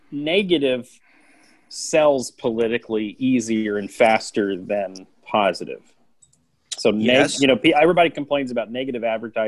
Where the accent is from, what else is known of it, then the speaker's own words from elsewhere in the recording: Indianapolis, Indiana, United States; I grew up in Indianapolis